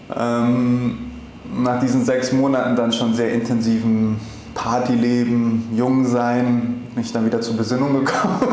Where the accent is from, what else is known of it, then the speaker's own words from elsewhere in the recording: Berlin, Germany; moved away as an adult; now in Cape Town, South Africa; ich bin, wie gesagt, in Berlin multikulturell aufgewachsen